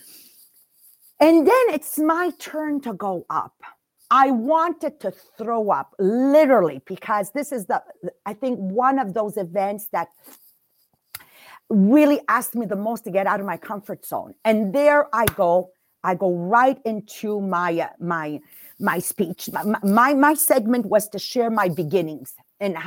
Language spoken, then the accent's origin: English; Montreal, Quebec, Canada; I'm from the East End, Montreal